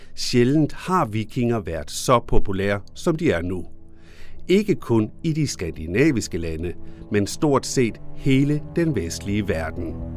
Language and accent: Danish; Denmark; som dansker